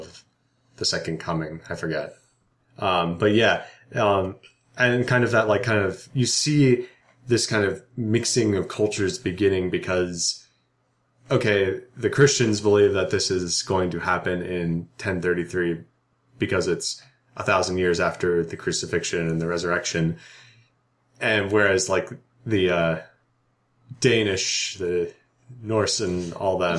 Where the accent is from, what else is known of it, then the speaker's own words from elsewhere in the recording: United States; us as Americans